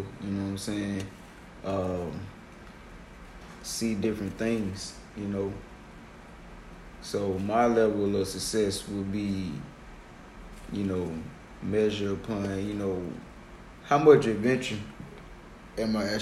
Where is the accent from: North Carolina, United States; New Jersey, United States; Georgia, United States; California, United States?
Georgia, United States; Decatur; I'm from over here in Decatur.